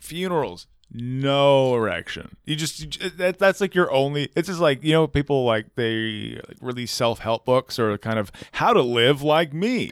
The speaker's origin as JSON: {"language": "English", "country": "United States", "said": "I'm American"}